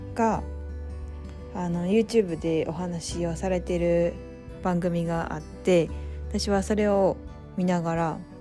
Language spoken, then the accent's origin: Japanese; rural Mie, Japan; 三重の田舎の生まれ育ちで両親ともに日本人